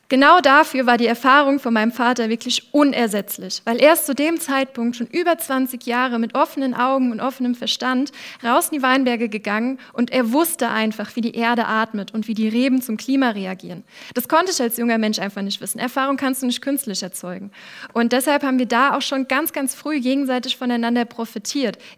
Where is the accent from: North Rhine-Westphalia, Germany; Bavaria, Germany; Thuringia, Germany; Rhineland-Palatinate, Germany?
Rhineland-Palatinate, Germany; Wolfsheim; Wolfsheim, mein Heimatdorf, das liegt genau zwischen den beiden Anbauregionen Nahe und Rheinhessen und vereint deshalb beide Vorteile in sich.